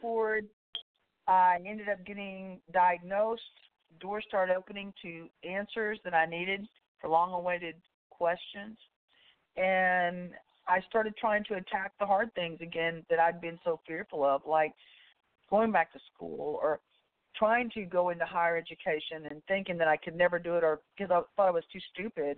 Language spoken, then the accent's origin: English; about 20 miles outside Austin, Central Texas, United States; I grew up in the Central Texas area. I'm from I'm about 20 miles outside of Austin, Texas